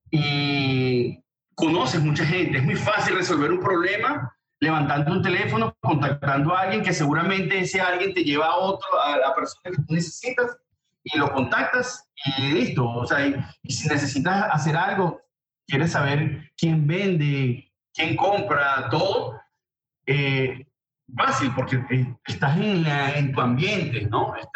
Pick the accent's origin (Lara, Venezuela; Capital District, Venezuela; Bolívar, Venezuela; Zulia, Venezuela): Lara, Venezuela; Barquisimeto; moved away as an adult; now in United States; Vengo de, de Venezuela, de Barquisimeto específicamente